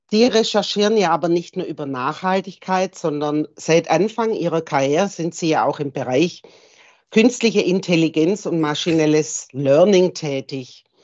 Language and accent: German; England, United Kingdom; German is a second language; wie ihr merkt, bin ich Engländerin